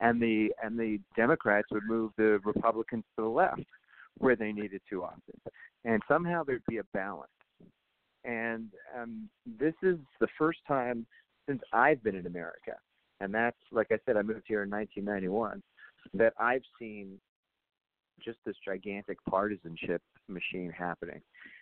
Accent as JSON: {"language": "English", "country": "Canada", "said": "And I know the good side and the bad side on that as a Canadian."}